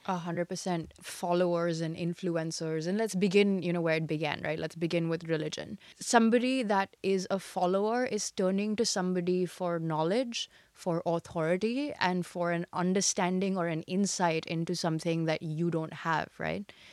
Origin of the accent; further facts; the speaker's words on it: India; moved away as an adult; also born or lived in United States / China; I was born and raised in India, and above everything else, I'm Indian